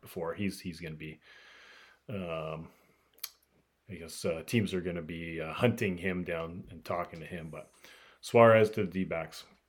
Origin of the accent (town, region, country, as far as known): United States